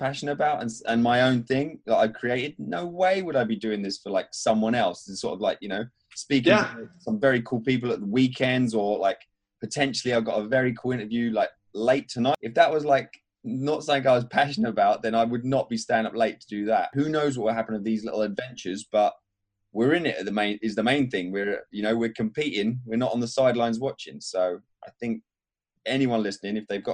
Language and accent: English; England, United Kingdom; I'm English